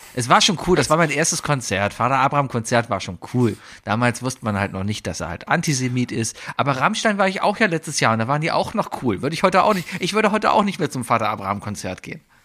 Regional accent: Germany; first language German; als Deutscher, als Muttersprachler

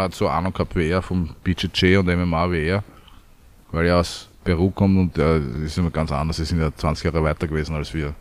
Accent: Vienna, Austria; also born or lived in Südstadt, Lower Austria; also geboren in Wien

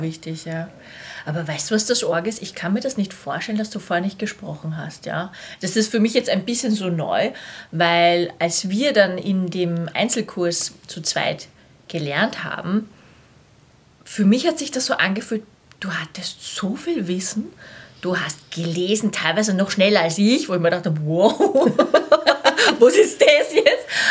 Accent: Vienna, Austria; born or raised there

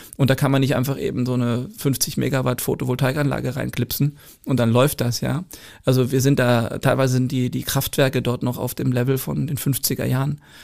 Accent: Germany; als Deutscher

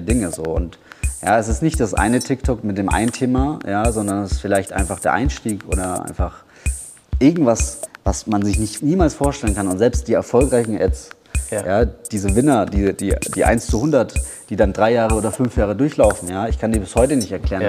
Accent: Bamberg, Bavaria, Germany; moved away as an adult; now in Thailand; ich komme aus Bamberg, ich bin hier geboren. Bamberg ist auch meine Heimat.

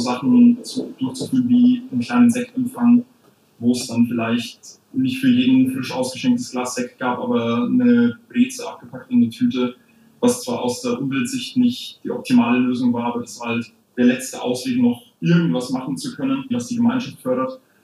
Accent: Munich, Bavaria, Germany; ich komme aus dem München Osten und dementsprechend ist da auch meine, meine Pfarrei

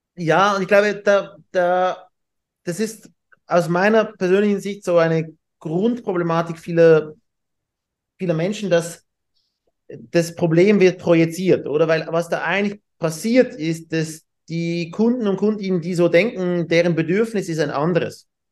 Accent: Switzerland; wir haben diese Swiss Team Challenge bei uns in der Schweiz

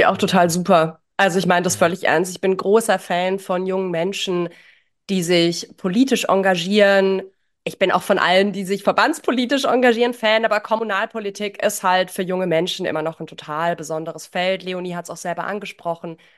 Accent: near Ditzingen, Baden-Württemberg, Germany; Ditzingen kenne ich, ich bin in der Nähe geboren

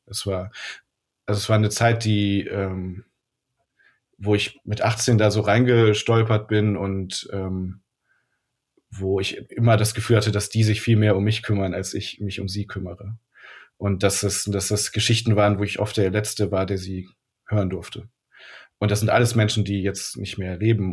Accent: Rhineland, Germany; now in Hamburg, Germany; ich komme aus dem Rheinland

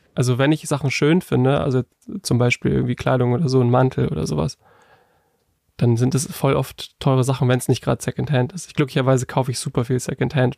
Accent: Northern Germany, Germany; kommen wir beide aus Norddeutschland

